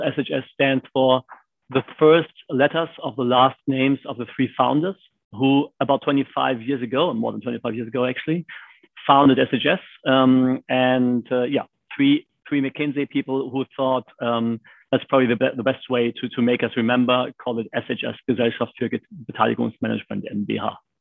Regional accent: Germany; born and raised in Germany.

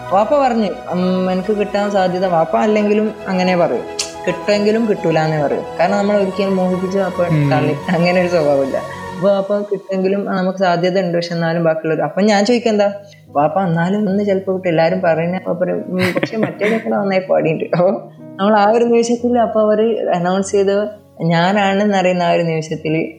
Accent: Thamarassery, Kerala, India; എൻ്റെ വീട് കാലിക്കറ്റ് താമരശ്ശേരിയാണ്

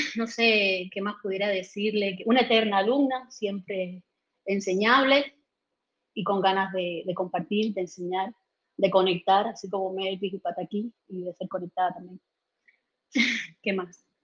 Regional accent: Holguín, Cuba; moved away; also born or lived in Havana; nací en Holguín, no sé si lo había dicho, no soy de La Habana

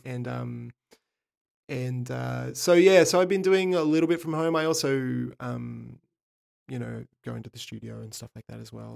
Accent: Sydney, New South Wales, Australia; I'm from Sydney, Australia

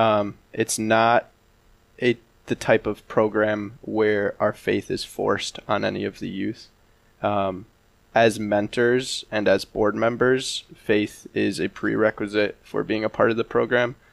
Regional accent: River Falls, Wisconsin, United States; moved away as an adult; also born or lived in Eau Claire, Wisconsin; I'm from River Falls, so not too far

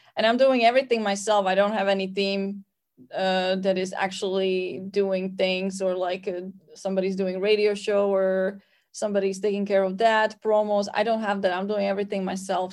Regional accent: Slovakia; I'm from Slovakia

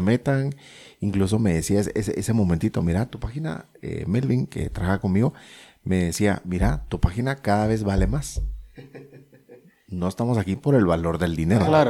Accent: Guatemala

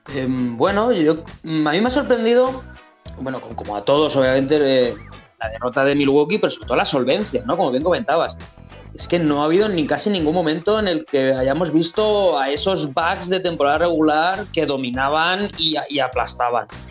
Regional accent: Spain; somos la resistencia española

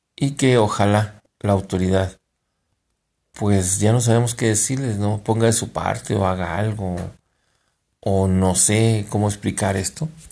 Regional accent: Mexico; somos los mexicanos

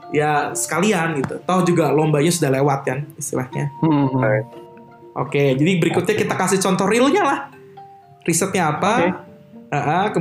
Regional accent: Bandung, West Java, Indonesia; Kita warga Bandung harus di Bandung.

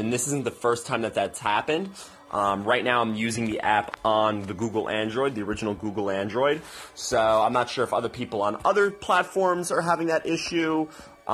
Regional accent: Cranford, New Jersey, United States; my hometown

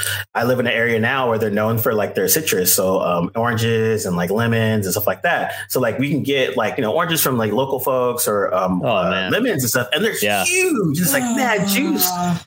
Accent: Bay Area, California, United States; where are you from? I was like, Bay Area.

